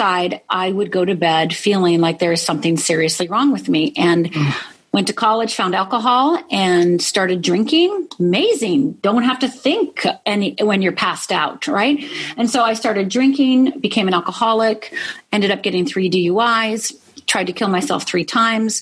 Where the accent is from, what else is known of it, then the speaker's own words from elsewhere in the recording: Midwest, United States; I grew up in the Midwest. I'm Finnish heritage